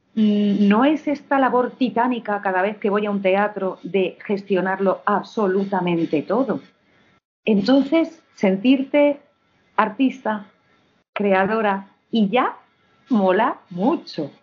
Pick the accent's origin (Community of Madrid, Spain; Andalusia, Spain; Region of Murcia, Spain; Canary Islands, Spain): Community of Madrid, Spain; Madrid; also born or lived in Villanueva de Alcardete, Toledo; soy hedionda de Madrid, pero soy hedionda de Madrid